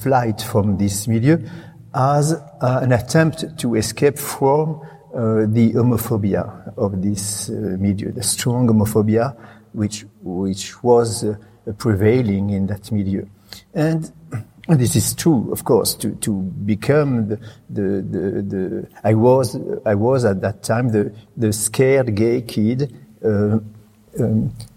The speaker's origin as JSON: {"language": "English", "town": "Reims", "region": "Grand Est", "country": "France", "second_language": "English", "moved": "yes"}